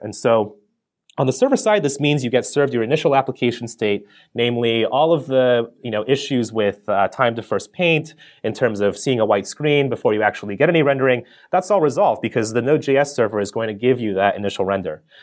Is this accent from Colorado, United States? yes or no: yes; Colorado, United States; I grew up in Colorado